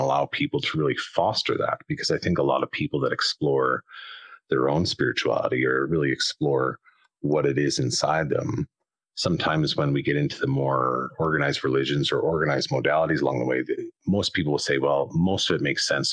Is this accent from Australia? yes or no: no; southern Alberta, Canada; I'm Canadian out on the west side in South in Alberta